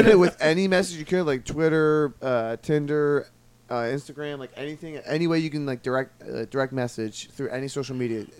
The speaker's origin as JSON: {"language": "English", "area": "Philadelphia suburbs", "region": "Pennsylvania", "country": "United States", "said": "I'm originally like 10 minutes outside of Philly. So. Yeah. I just say Philly because it's easier."}